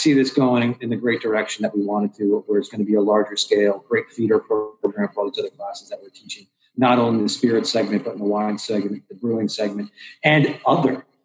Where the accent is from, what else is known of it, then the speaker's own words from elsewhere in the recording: Connecticut, United States; I'm a gringo from you know, Connecticut.